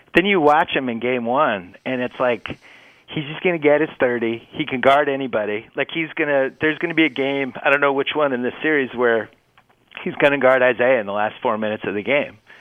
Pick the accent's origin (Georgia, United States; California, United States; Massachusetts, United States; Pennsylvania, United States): Massachusetts, United States; Boston; I'm from Boston